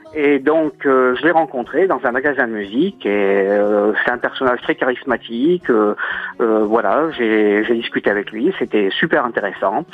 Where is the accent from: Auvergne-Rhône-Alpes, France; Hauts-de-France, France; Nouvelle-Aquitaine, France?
Auvergne-Rhône-Alpes, France; Puy-de-Dôme; now in Moulins, France; je suis originaire du Puy-de-Dôme, mais j'habite à Moulins dans l'Allier